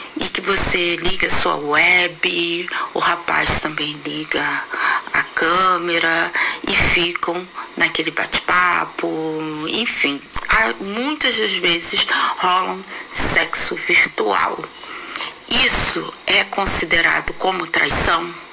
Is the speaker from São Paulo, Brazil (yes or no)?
no; Rio de Janeiro, Brazil; tenho 50 anos, sou natural aqui do Rio de Janeiro